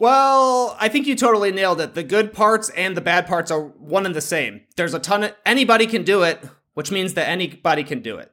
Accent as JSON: {"language": "English", "town": "Plano", "region": "Illinois", "country": "United States", "tie": "born or raised there", "also_born_or_lived": "Toronto", "moved": "yes", "said": "I grew up in a tiny town, Plano, Illinois."}